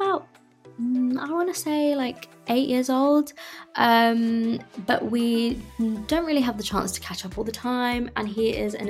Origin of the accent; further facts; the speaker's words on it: Cambridge, East of England, United Kingdom; moved away; I'm from Cambridge as well, it'll always be home